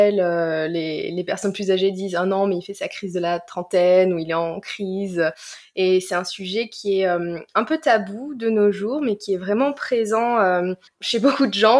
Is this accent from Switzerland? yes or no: no; Marseille, Provence-Alpes-Côte d'Azur, France; moved away as an adult; also born or lived in Washington; je viens du sud de la France, de, de Marseille